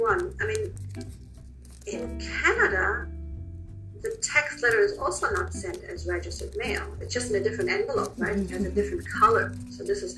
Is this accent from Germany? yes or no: yes; Germany; now in United States; I am originally from Germany.